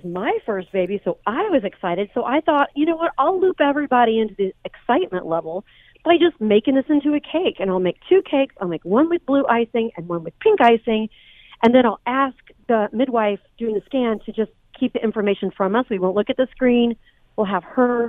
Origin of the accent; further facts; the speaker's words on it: Indiana, United States; also born or lived in Chicago, Illinois; now in Los Angeles, United States; I'm actually from Indiana, and I just moved to LA from Chicago in 2015.